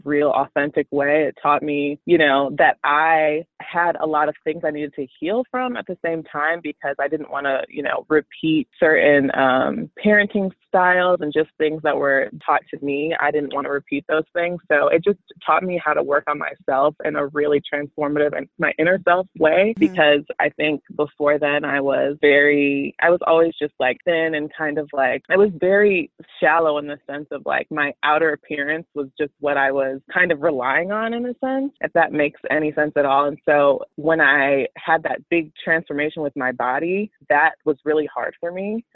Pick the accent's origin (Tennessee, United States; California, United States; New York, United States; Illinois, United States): Illinois, United States; Chicago; also born or lived in Houston, Texas; I am from Chicago